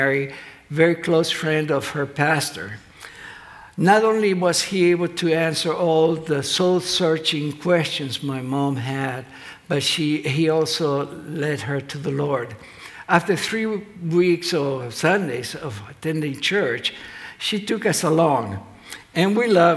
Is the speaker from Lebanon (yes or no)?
no; Argentina; English is a second language; moved away as an adult; now in United States; I grew up in Argentina